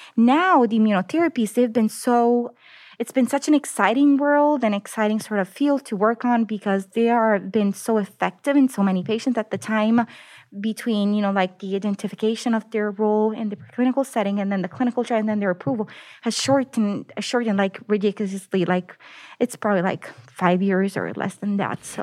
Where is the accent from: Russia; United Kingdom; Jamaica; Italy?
Italy; Naples, Campania; English is a second language; moved away as an adult; also born or lived in United States / Denver; now in Austin, United States; So I actually was born in the United States, but then I moved back to Italy. And I grew up there. I come from the southern part of Italy. The city is called Naples